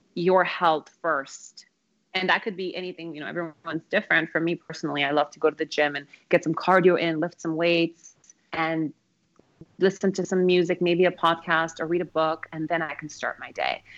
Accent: Phoenix, Arizona, United States; also born or lived in Kabul, Afghanistan / Moscow, Russia; Total Arizona girl as well. Yeah. yeah, I moved to Phoenix when I was 10 years old

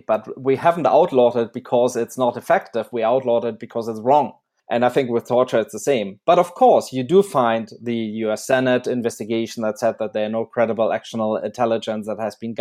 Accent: Germany; I grew up in Germany

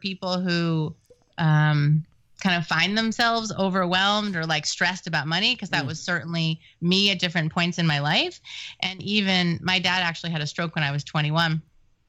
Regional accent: New York, United States; I'm Jewish and from New York

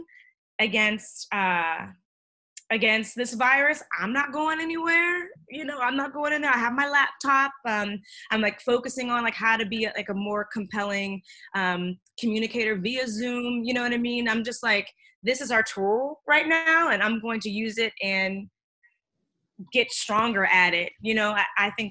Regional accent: Pittsburgh, Pennsylvania, United States; now in New York, United States; I'm from Pittsburgh

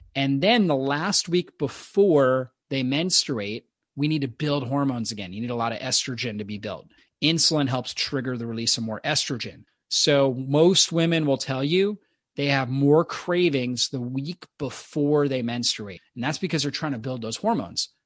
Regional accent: Florida, United States; I grew up in Florida on the beach

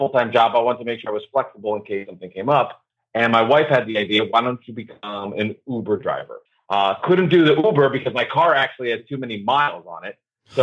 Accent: New Jersey, United States; I grew up in New Jersey

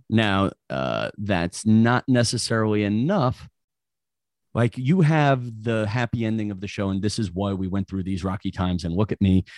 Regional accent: New York, United States; I'm from New York

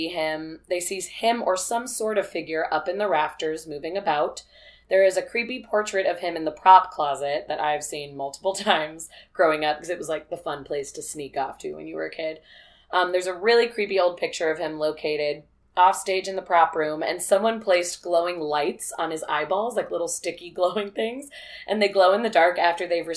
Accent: Peoria, Illinois, United States; I'm from Peoria

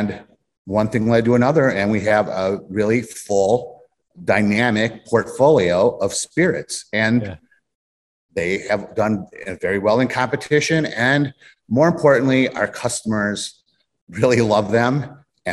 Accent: Peru, Illinois, United States; moved away as an adult; also born or lived in Chicago, Illinois; my hometown of Peru, Illinois. I grew up in Peru.

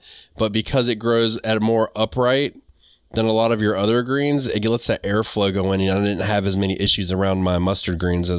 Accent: the South, United States; dude, this is how I am from the South. We call everybody ma'am.

